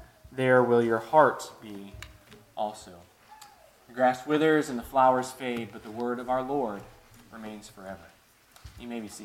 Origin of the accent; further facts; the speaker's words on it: Chicago, Illinois, United States; When I was growing up in Chicago, obviously the winters were cold.